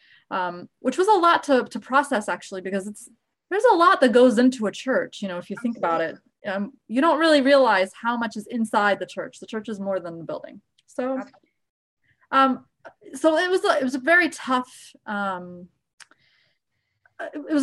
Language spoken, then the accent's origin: English; Virginia, United States; born or raised there; moved away as an adult; also born or lived in Egypt; now in Jacksonville, United States